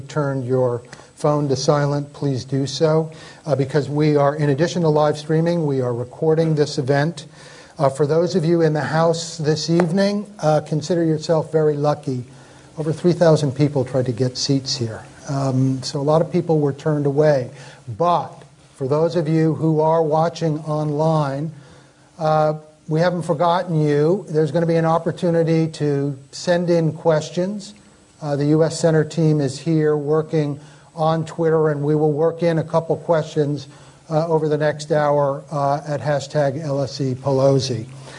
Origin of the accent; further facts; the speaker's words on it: Connecticut, United States; now in London, United Kingdom; the great state of Connecticut. That's my home state, too.